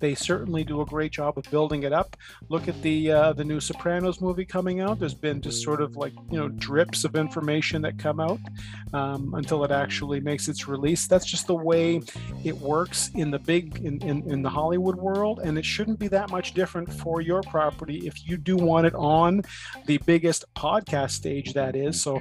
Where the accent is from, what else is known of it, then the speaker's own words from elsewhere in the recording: Toronto, Ontario, Canada; also born or lived in East York; now in Toronto, Canada; Having grown up in Scarborough, I was born in Scarborough, grew up there. I've since moved to the East York area